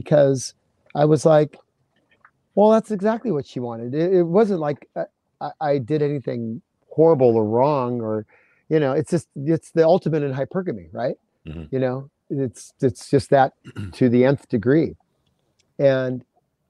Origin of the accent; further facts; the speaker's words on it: California, United States; I grew up in California.